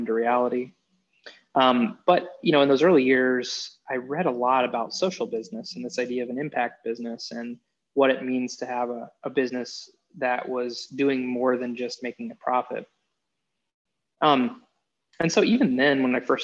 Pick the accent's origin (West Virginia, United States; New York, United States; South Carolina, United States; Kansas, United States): Kansas, United States; moved away; also born or lived in Nebraska; I'm from Kansas originally